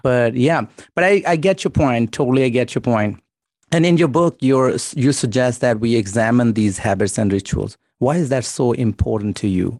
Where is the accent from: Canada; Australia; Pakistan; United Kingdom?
Pakistan; I'm Pakistani.